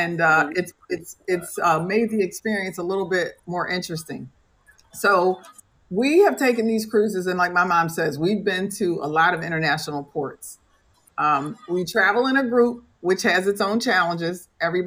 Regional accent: United States; we're just Americans. We're just from the United States

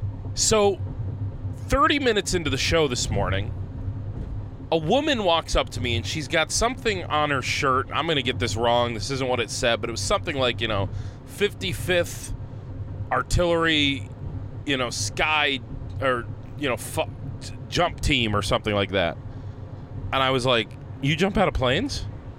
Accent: Tennessee, United States; I worked my whole career at the Hunt's factory down in Tennessee. Yeah, we're from Tennessee

